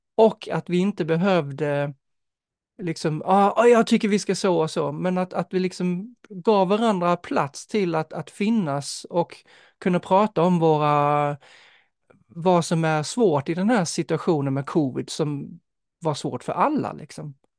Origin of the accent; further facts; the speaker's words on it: Denmark; now in Sweden; som dansk